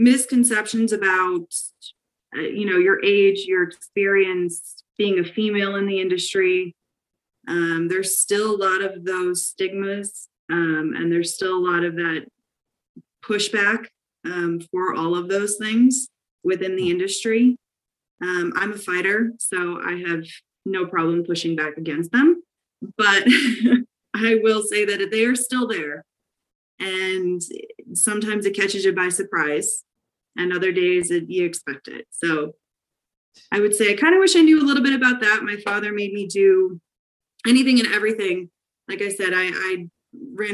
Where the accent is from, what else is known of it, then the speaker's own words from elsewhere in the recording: Scranton, Pennsylvania, United States; I am from Lackawanna County, which most people probably know Scranton, Pennsylvania, a little bit better